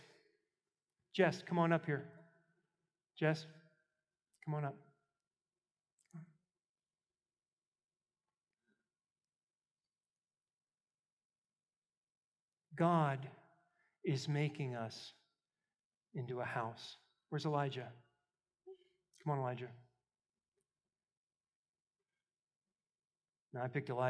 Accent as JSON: {"language": "English", "town": "Pittsburgh", "region": "Pennsylvania", "country": "United States", "moved": "yes", "said": "I'm from Pittsburgh"}